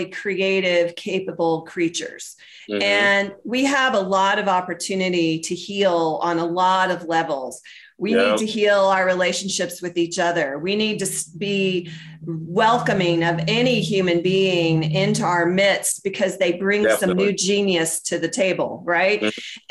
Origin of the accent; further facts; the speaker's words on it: the South, United States; moved away; I grew up in the South. I don't know if you knew that, but I'm a Southerner